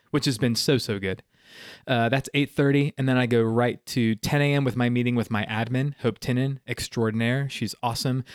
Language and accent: English; Simpsonville, South Carolina, United States; also born or lived in Miami, Florida; Greenville, you know, like I was saying, it's, it's all I've ever known. So to do ministry in my hometown